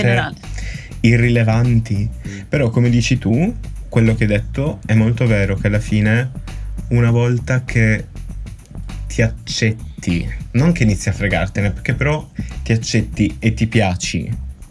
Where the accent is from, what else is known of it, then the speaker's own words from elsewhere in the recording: Sardinia, Italy; da buon sardo